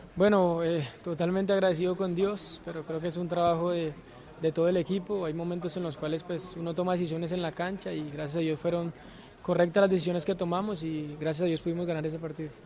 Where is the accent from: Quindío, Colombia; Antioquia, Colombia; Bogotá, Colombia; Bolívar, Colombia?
Bolívar, Colombia; Cartagena; mi tierra